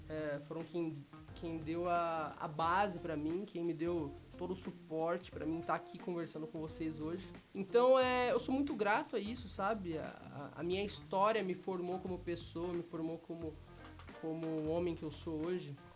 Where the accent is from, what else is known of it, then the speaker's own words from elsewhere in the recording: Londrina, Paraná, Brazil; also born or lived in Pontes e Lacerda, Mato Grosso; nasci no Mato Grosso. Meus pais me tiveram lá, numa cidade chamada Ponte e Lacerda. Com uns quatro anos eu voltei para Londrina